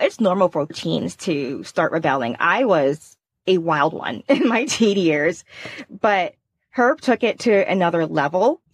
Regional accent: Indiana, United States; I'm from Indiana

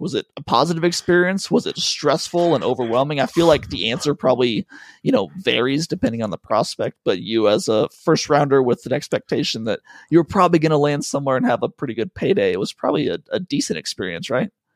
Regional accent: Colorado, United States; moved away; also born or lived in Pacific Northwest; I was born in Colorado

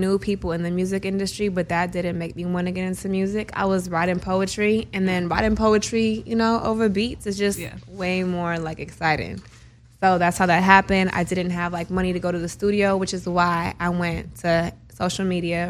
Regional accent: Bay Area, California, United States; also born or lived in Sacramento, California; I'm from the Bay Area, and I also claim Sacramento because I went to high school out there.

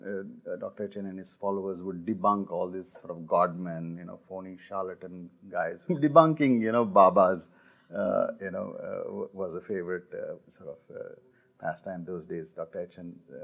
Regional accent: Delhi, India; we grew up in Delhi

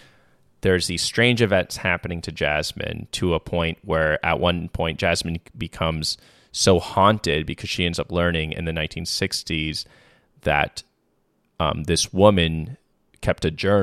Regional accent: Tacoma, Washington, United States; I'm from the fucking suburbs. I was valedictorian. I'm from Tacoma, Washington

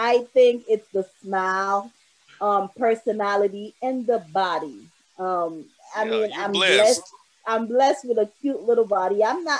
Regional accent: Boston, Massachusetts, United States; now in Brooklyn, United States; I've only been back here for 5 years because I grew up in Boston.

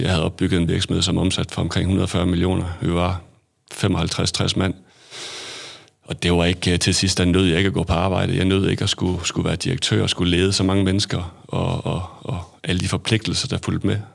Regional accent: Hadsund, North Denmark Region, Denmark; also born or lived in England / Aarhus; født og opvokset i Hadsund

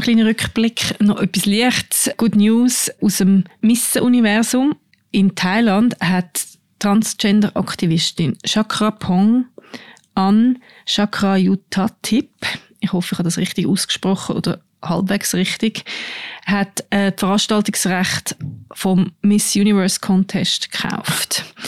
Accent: Aargau, Switzerland; wo meine Eltern ihr Haus gebaut haben im Aargau, wo ich aufgewachsen bin

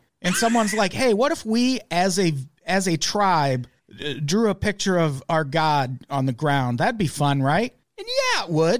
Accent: United States; We're ignorant Americans and we're sorry. We're Americans and we're sorry.

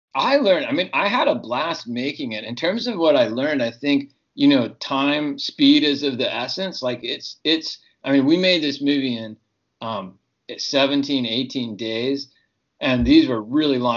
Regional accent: Texas, United States; also born or lived in Ohio; now in California, United States; I grew up in Texas and Ohio

